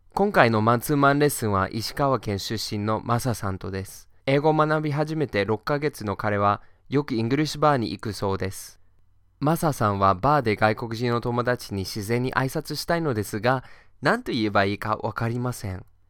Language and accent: English; Boston, Massachusetts, United States; I'm from Boston